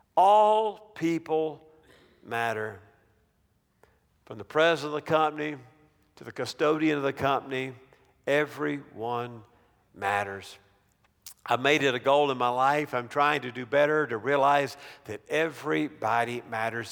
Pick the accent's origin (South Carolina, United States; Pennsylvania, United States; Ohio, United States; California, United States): South Carolina, United States; near Clemson; I grew up twenty minute drive from Clemson University